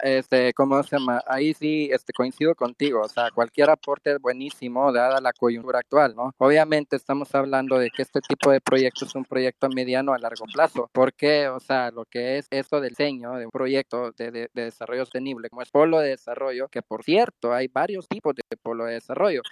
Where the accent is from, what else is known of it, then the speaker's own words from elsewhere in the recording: Mexico; moved away as an adult; now in Antigua Guatemala, Guatemala; yo soy un mexicano que tuvo que salir del país por culpa de la 4 t